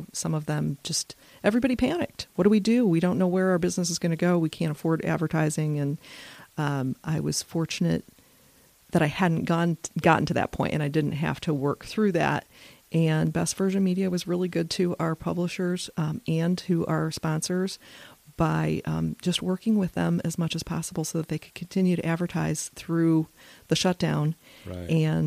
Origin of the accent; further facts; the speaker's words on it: Michigan, United States; now in Virginia, United States; I'm originally from Michigan.